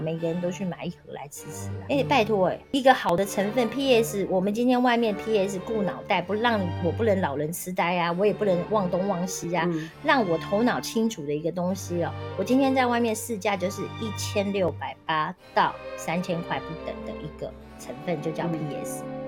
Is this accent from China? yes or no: no; Taiwan; 我们台湾人的饮食非常地不正常